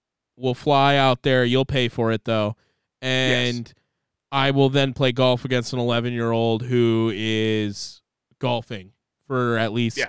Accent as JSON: {"language": "English", "country": "United States", "said": "Because I'm American."}